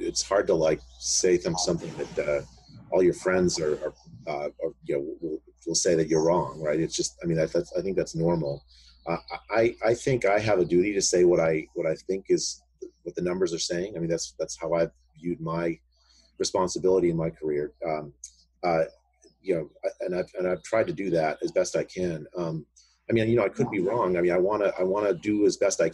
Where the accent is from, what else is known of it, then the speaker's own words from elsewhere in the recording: India; now in United States; I was born in India